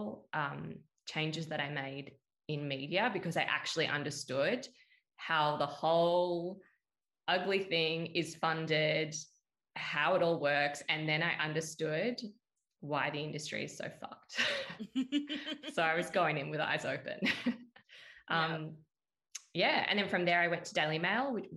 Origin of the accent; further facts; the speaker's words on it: Perth, Western Australia, Australia; moved away as an adult; also born or lived in Sydney; stay in my hometown